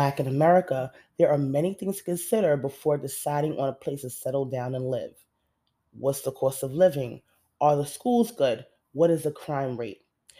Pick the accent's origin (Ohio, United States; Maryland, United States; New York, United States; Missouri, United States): New York, United States; New York City; I'm a Generation Xer. I grew up in New York City in the 80s and the 90s